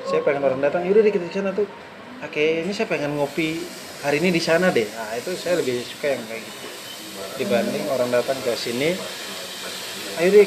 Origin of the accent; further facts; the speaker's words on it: East Nusa Tenggara, Indonesia; Jadi itu dua kopi yang menurut walaupun saya orang Flores, kami punya kopi juga yang terkenal Manggarai dan Bajawa.